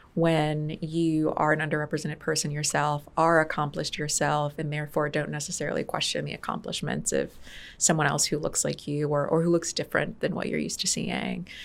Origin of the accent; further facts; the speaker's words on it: Detroit, Michigan, United States; also born or lived in Farmington Hills, Michigan / Grand Blanc, Michigan; I grew up in Detroit, Michigan for most of my life. I was born in Detroit, Michigan.